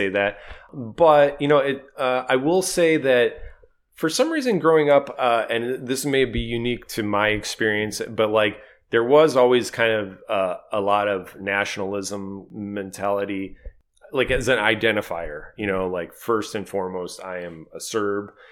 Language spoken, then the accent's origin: English; Cleveland, Ohio, United States; we all grew up in Cleveland